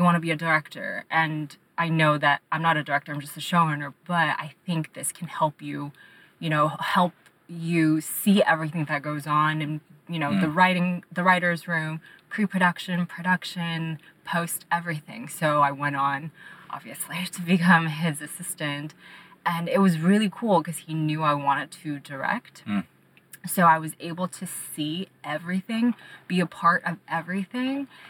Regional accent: Monterey Park, California, United States; also born or lived in Shanghai, China; now in Los Angeles, United States; I moved to America with my parents when I was 5 years old, and I grew up in Monterey Park

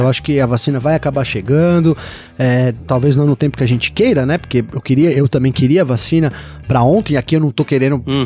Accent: Brazil; eu como brasileiro aqui

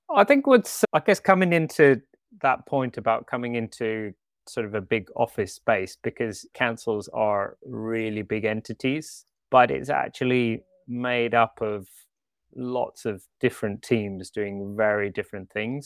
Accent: Canada; moved away as an adult; also born or lived in Switzerland; now in London, United Kingdom; I'm actually part Swiss, part British, but I grew up in Canada

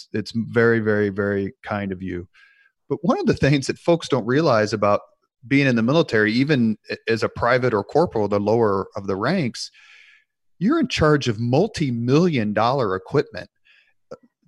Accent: Indianapolis, Indiana, United States; growing up on the East Side in Indianapolis

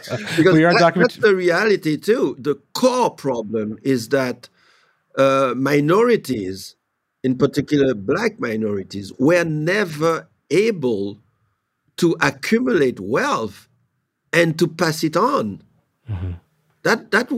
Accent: Haiti; moved away; I do have a few properties in Haiti, which is my home country

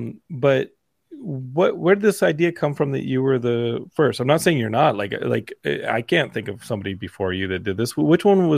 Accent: Texas, United States; It's cool to be from Texas when you're like her, not when you're like Ted Cruz, but Texas represents. I'm Texan.

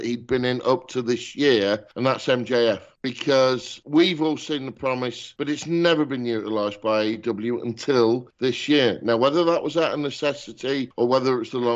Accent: United Kingdom; as a Brit.

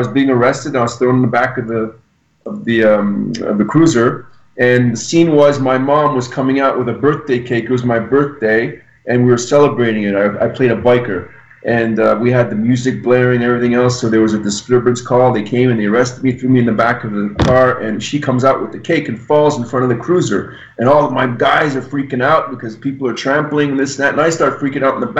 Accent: Montreal, Quebec, Canada

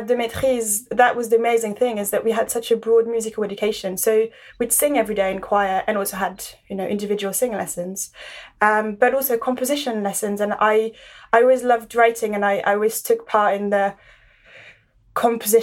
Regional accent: Paris, Île-de-France, France; now in London, United Kingdom; I grew up in Paris

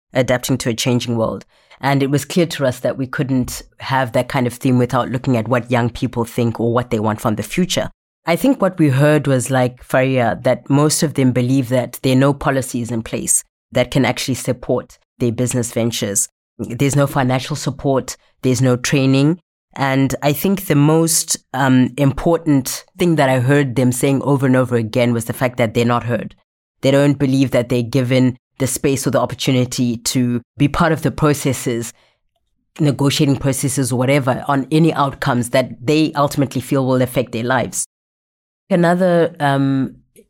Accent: Zimbabwe; moved away; I'm from Zimbabwe

